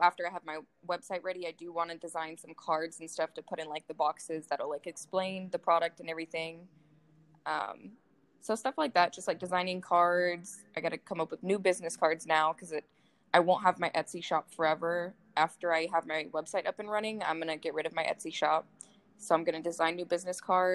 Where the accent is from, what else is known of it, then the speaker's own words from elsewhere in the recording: Las Vegas, Nevada, United States; I was actually born here in Vegas.